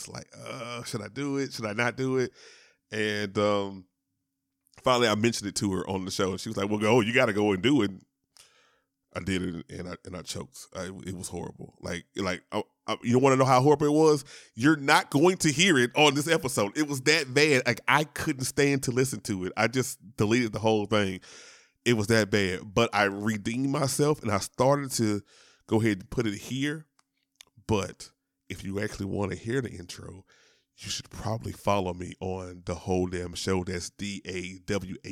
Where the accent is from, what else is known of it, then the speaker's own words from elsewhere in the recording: Shreveport, Louisiana, United States; I am from Louisiana. Shout out to Shreveport